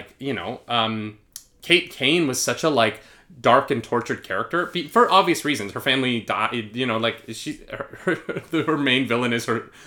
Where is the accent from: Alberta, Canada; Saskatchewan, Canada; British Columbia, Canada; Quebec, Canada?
Alberta, Canada; Where we both grew up